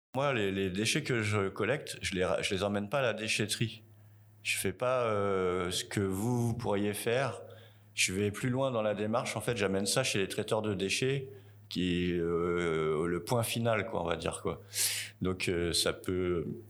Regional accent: Tours, Centre-Val de Loire, France; moved away as an adult; now in New Caledonia; je viens de Tours, en France

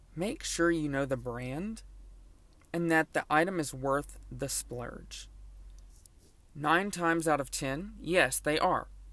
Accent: Lake Charles, Louisiana, United States; born or raised there

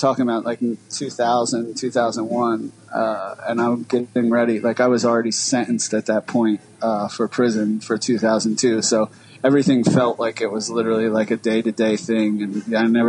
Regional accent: Philadelphia, Pennsylvania, United States; I grew up in like northeast North Philly. Like I lived in Frankfort for a while. I lived in Wissanoming a long time. I lived in Kensington for a while

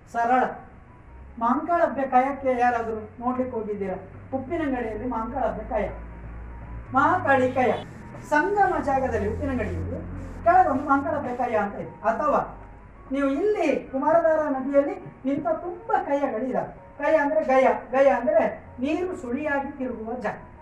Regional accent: Dakshina Kannada, Karnataka, India; ದಕ್ಷಿಣ ಕನ್ನಡದಲ್ಲಿ ನಾವೆಲ್ಲ

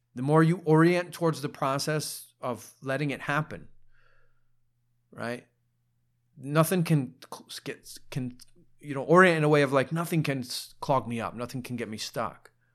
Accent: Ohio, United States; I'm a dude from Ohio.

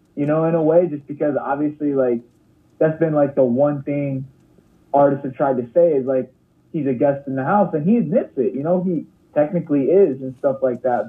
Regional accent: Lansing, Michigan, United States; I grew up in Lansing, the South Side, over off of Washington

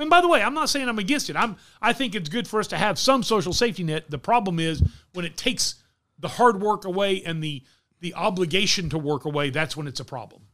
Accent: Wichita Falls, Texas, United States; Mike and I grew up in Wichita Falls, Texas

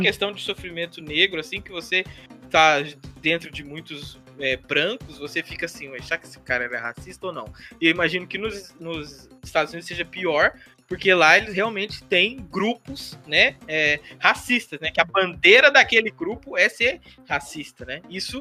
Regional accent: Brazil; a gente, como brasileiro

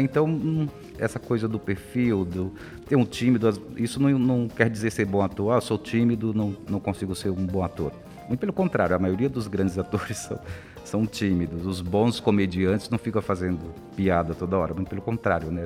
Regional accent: interior of the Northeast, Northeast Region, Brazil; now in São Paulo, Brazil; eu venho lá do interior do Nordeste, era difícil

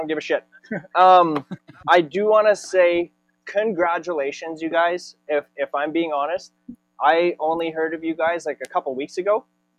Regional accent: small town Saskatchewan, Canada; you make me proud to be from small town Saskatchewan

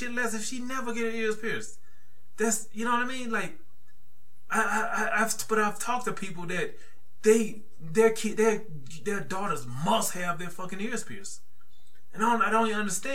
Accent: the South, United States; I'm from the South

